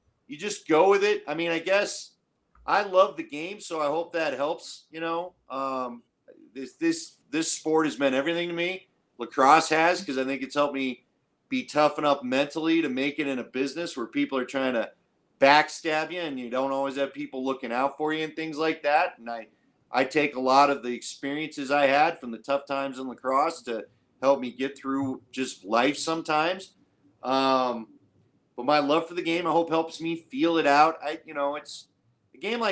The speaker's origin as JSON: {"language": "English", "town": "Denver", "region": "Colorado", "country": "United States", "tie": "born or raised there", "said": "I grew up in Denver where lacrosse didn't mean anything to anybody"}